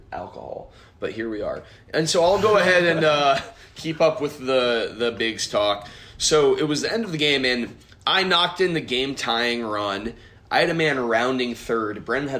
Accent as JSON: {"language": "English", "town": "Westfield", "region": "Indiana", "country": "United States", "tie": "born or raised there", "moved": "yes", "said": "a gas station in Westfield, Indiana, which happens to be my hometown."}